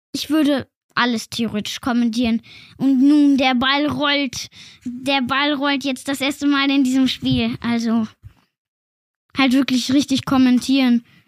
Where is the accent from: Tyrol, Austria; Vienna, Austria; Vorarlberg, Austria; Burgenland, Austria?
Vorarlberg, Austria; Feldkirch; Ich wurde in Feldkirch geboren, das ist in Österreich